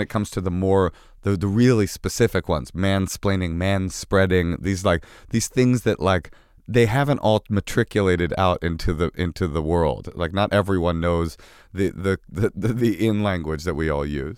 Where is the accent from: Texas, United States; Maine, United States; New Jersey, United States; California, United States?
California, United States; Oakland; moved away; also born or lived in New York; we grew up together in Oakland